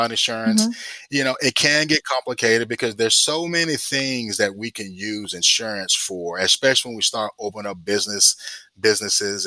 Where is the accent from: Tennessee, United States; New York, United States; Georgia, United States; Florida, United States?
Georgia, United States; Fort Valley; now in Stone Mountain, United States; I'm from Fort Valley, so I'm homegrown